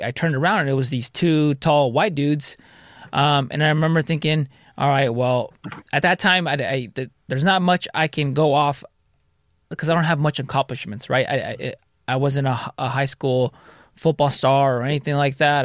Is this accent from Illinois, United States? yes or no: no; Santa Ana, California, United States; also born or lived in Garden Grove; Santa Ana and Garden Grove. My parents were split. My mom lived in Garden Grove. My dad lived in Santa Ana